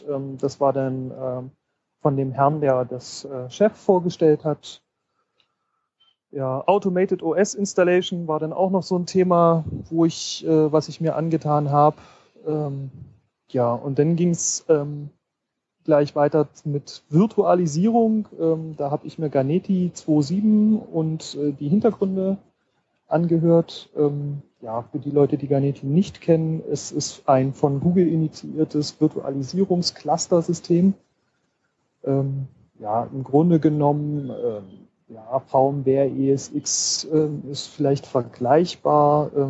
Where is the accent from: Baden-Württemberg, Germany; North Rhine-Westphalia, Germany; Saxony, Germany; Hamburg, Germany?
Saxony, Germany; Leipzig; Also ich komme aus Leipzig, von dem her sind siebeneinhalb Stunden Zugfahrt, aber das geht schon.